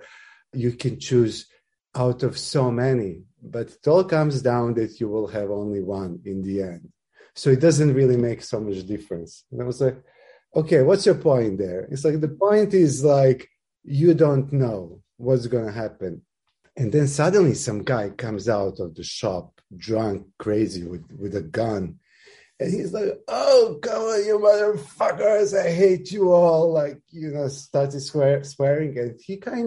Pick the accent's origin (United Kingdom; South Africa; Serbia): Serbia; Belgrade; moved away as an adult; now in Japan; I'm from Serbia